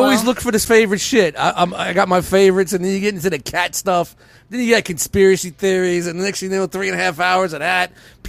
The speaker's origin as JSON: {"language": "English", "town": "New York City", "region": "New York", "country": "United States", "said": "I'm from Brooklyn."}